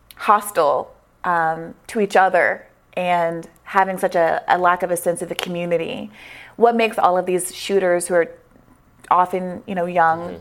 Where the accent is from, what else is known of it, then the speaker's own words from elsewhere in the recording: Washington, District of Columbia, United States; I was born in Washington, D.C., right here in our nation's capital